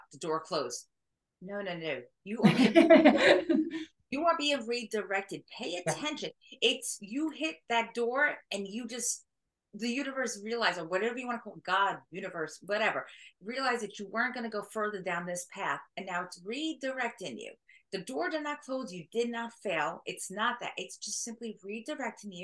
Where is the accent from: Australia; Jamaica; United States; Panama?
United States; New York; I'm from New York.